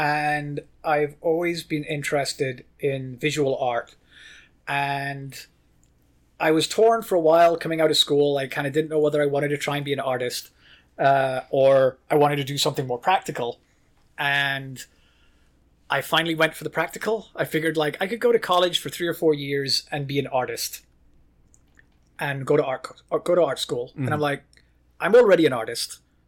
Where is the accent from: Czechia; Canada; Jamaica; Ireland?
Ireland; also born or lived in United Kingdom / Norway; I lived in Ireland. I grew up in Ireland. I moved back to London in the UK for college.